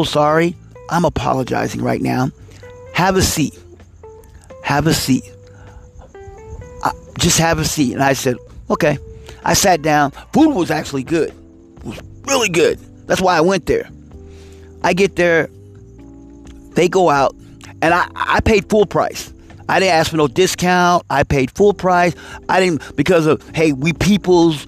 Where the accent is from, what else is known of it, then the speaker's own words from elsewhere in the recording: Midwest, United States; moved away; I'm from the Midwest